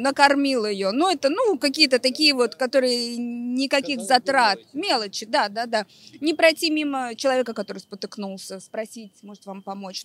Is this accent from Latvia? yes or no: yes; Riga, Latvia; Я из Риги